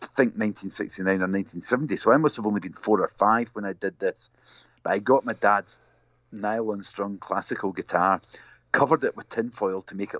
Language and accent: English; Glasgow, Scotland, United Kingdom; I was born and grew up in Glasgow.